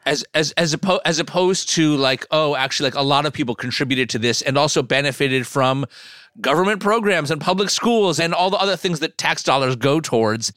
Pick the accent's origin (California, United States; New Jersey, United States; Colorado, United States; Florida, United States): New Jersey, United States; I'm from New Jersey, so I have a lot of, uh, affinity for Ruts Hut.